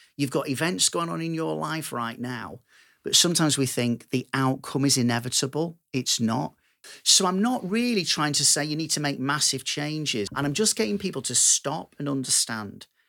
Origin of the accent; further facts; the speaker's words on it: Manchester, North West England, United Kingdom; I'm this down-to-earth Manchester lad